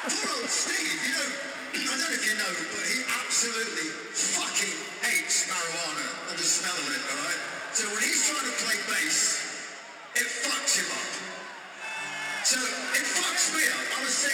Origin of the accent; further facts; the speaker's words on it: Atlanta, Georgia, United States; they did call me a Yankee because I was from Atlanta